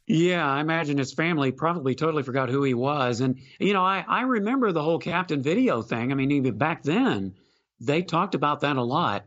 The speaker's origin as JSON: {"language": "English", "town": "Houston", "region": "Texas", "country": "United States", "tie": "born or raised there", "said": "growing up in Houston, watching and listening to Ron Franklin"}